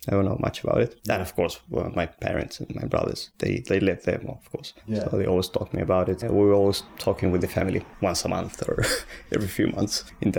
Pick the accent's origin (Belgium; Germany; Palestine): Palestine; Beit Jala, West Bank; born there; moved away; I was born in Bejala, Palestine, in 1988. It's a very, a small town, 5,000 people. It's mostly Christians there, and it's a very, very nice place, very calm